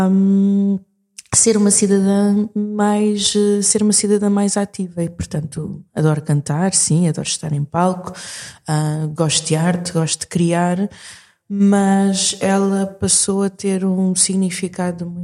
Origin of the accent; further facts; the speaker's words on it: Portugal; also born or lived in Maputo, Mozambique; Mas eu nasci em Maputo em, em 81 uh, ah, e vim para Portugal quando tinha hum, seis anos.